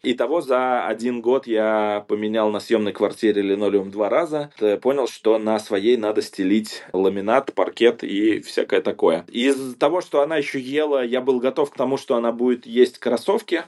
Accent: Saratov, Saratov Oblast, Russia; moved away; я сам из Саратова

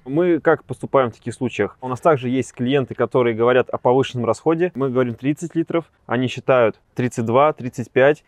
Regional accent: Siberia, Russia; я сам сибиряк

